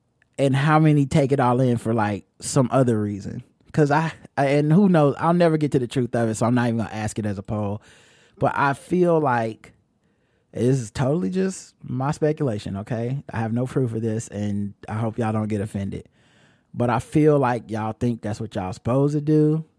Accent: Philadelphia, Pennsylvania, United States; Growing up in Philadelphia, I remember them being called grinders.

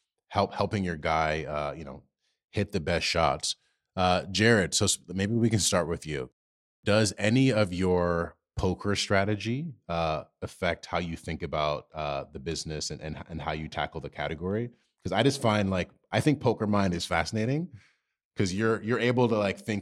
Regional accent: New York, United States; especially as a New Yorker, and space is a luxury.

